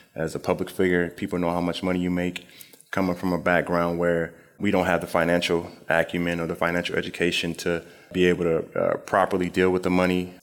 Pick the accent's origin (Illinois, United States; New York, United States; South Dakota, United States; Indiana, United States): Illinois, United States; Springfield; moved away; also born or lived in Philadelphia; Just growing up in Springfield, Illinois, my mother had us reading the State Journal Register every single day